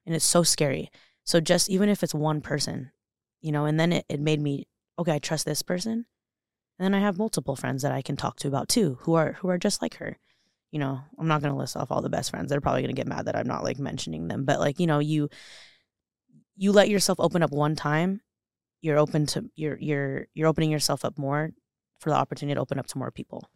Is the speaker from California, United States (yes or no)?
yes; Los Angeles, California, United States; moved away as an adult; also born or lived in Orange County, California; now in Boise, United States; I'm born and raised in Los Angeles, California